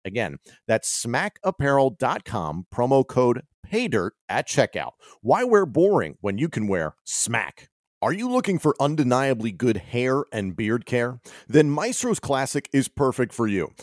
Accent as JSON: {"language": "English", "town": "Philadelphia", "region": "Pennsylvania", "country": "United States", "said": "as a Philadelphian"}